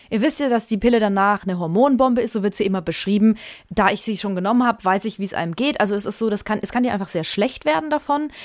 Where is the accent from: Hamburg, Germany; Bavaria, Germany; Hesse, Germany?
Bavaria, Germany; Franconia; bei uns in Franken